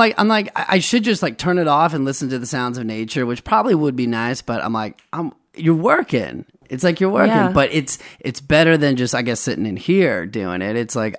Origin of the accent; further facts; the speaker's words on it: Ohio, United States; Dude, I'm from Northeast Ohio. I mean, we got some hills and stuff and some woods.